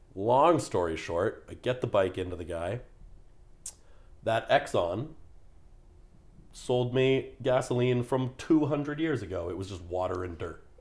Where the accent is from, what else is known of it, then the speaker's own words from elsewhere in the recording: Canada; I'm a Canadian in Texas